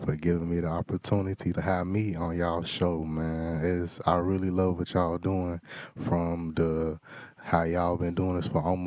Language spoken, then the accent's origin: English; North Carolina, United States; born or raised there